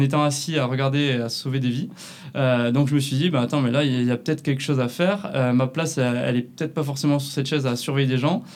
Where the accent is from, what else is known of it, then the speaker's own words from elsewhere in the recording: Canet-en-Roussillon, Occitania, France; accent: southern French; moved away as an adult; also born or lived in La Rochelle; ça s'entend peut-être un peu à ma voix. Je viens du sud de la France, de, de Canet-Plage, à côté de Perpignan.